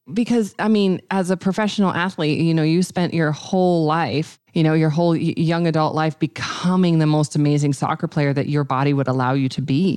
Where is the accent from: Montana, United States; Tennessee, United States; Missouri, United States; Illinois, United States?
Montana, United States; I'm from Montana